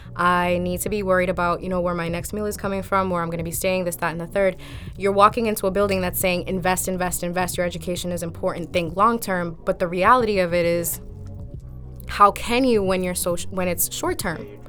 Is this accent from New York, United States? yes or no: no; Lawrence, Massachusetts, United States; I've been a product of Lawrence Public School Systems myself